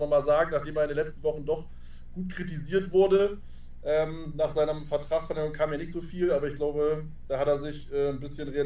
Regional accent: Northern Germany, Germany; Äh, als Norddeutscher kann das nicht auseinanderhalten.

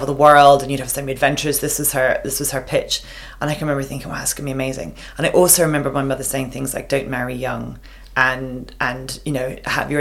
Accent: Longford, County Longford, Ireland; moved away as an adult; now in Australia; I grew up, the town I grew up in Longford

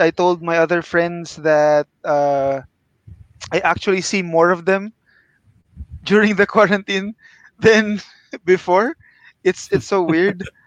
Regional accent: Philippines; now in Kuala Lumpur, Malaysia; I'm from the Philippines, uh, but now I'm based in KL

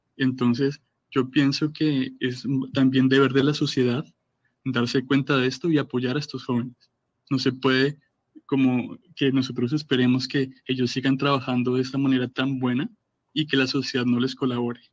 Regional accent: Colombia; yo me voy de Colombia a vivir a Corea

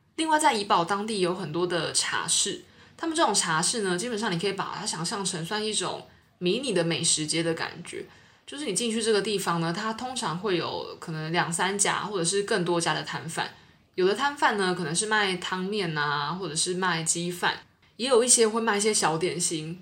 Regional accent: Taiwan; moved away as an adult; now in Singapore; 我是台湾人，然后来到新加坡工作

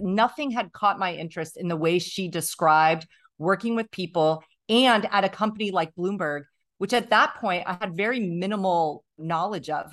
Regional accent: Tunkhannock, Pennsylvania, United States; I grew up, I say, in the middle of nowhere in Pennsylvania

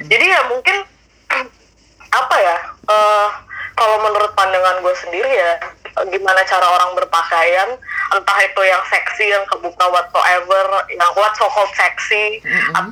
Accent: Jakarta, Indonesia; born there; gue gue aja bahkan lahir tuh udah di Jakarta Jakarta tuh di Pulau Jawa tapi bukan Jawa menurut

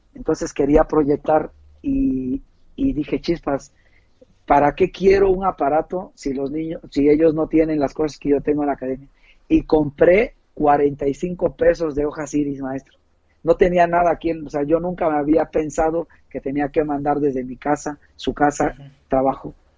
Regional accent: Puebla, Mexico; moved away as an adult; now in San Luis Potosí, Mexico; yo soy de Puebla, este, en la ciudad de Puebla

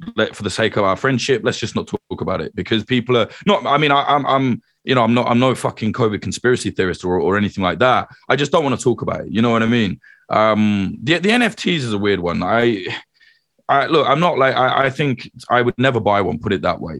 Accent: United Kingdom; also born or lived in Ireland (ancestry)

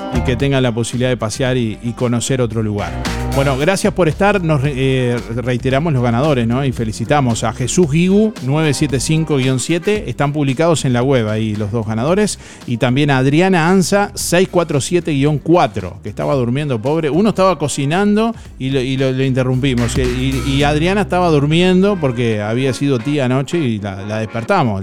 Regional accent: Rocha, Uruguay; de donde yo vengo, que es de Rocha

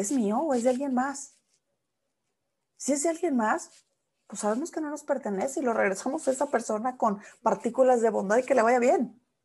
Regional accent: Mexico; now in United States; como los mexicanos decimos

